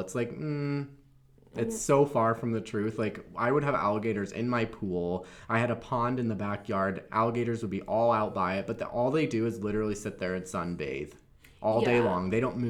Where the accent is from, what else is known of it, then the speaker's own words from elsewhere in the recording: Florida, United States; moved away; I'm from Florida and I grew up there